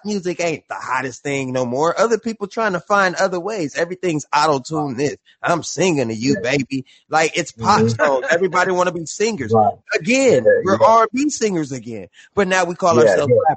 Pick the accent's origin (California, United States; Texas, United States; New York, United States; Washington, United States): California, United States; Compton; I was born and raised in Compton.